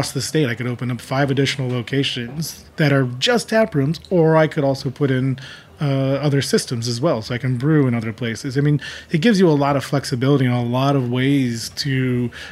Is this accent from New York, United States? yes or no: yes; Rochester, New York, United States; my hometown, Rochester, New York